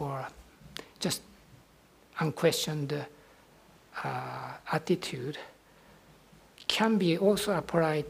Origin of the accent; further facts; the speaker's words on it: Nara, Japan; moved away; Nara, Japan, my hometown